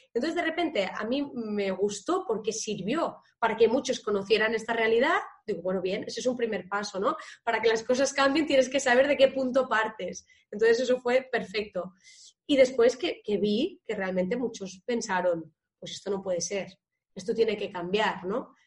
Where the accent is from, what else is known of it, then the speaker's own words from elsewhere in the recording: Tarragona, Catalonia, Spain; soy de Tarragona